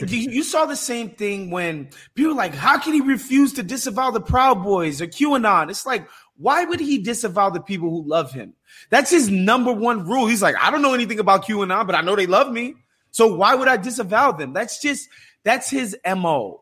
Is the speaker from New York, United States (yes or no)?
yes; New York, United States; as a New Yorker